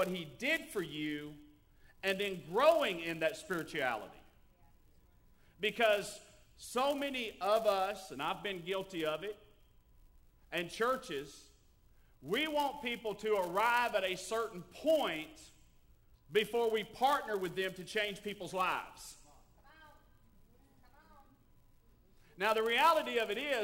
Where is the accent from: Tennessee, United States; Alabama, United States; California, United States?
Tennessee, United States; I was raised in Tennessee